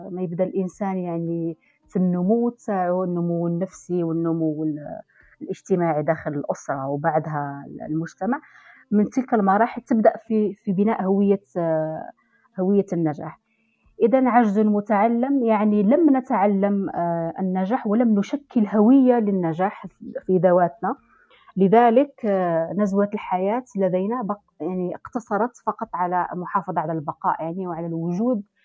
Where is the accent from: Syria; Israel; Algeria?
Algeria; نحن كجزائريين أو كثقافة جزائرية